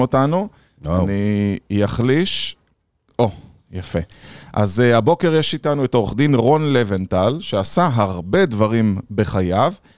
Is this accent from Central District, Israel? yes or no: yes; Rishon LeZion, Central District, Israel; ואני גם גדלתי שם